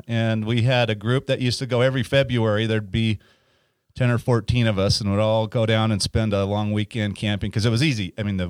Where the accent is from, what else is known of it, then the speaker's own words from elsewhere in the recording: Ogden, Utah, United States; also born or lived in Kaysville, Utah; I grew up in Ogden, actually.